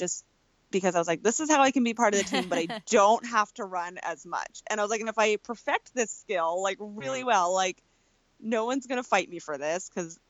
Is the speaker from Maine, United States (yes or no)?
yes; Maine, United States; I grew up in Maine, and that's where I live now still